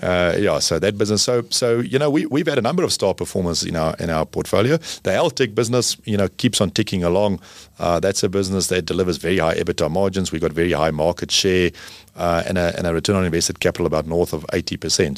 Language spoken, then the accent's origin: English; South Africa; as a South African